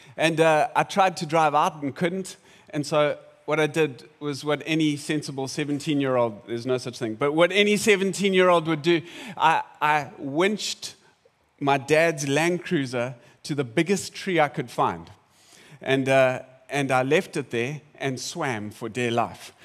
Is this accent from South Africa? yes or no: yes; South Africa; I'm South African